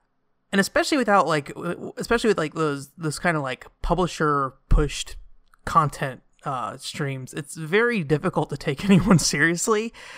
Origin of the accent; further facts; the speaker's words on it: United States; I'm from America.